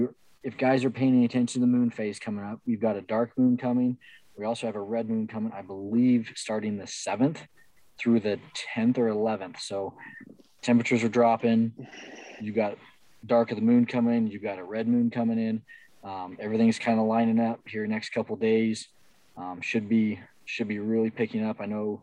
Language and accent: English; Kansas, United States; moved away; also born or lived in Mississippi; back home where I grew up in Kansas